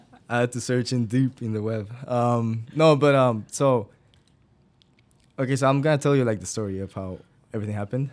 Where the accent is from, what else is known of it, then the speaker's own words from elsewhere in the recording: Guatemala; moved away as an adult; now in Iowa, United States; I'm originally from Guatemala